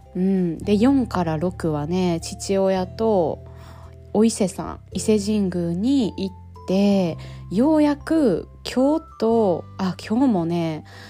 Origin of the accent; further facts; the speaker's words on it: Japan; now in France; 今ね日本に帰ってきて